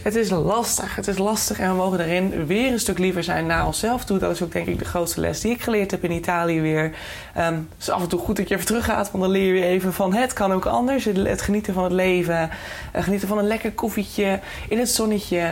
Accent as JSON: {"language": "Dutch", "country": "Netherlands", "said": "ons als Nederlanders"}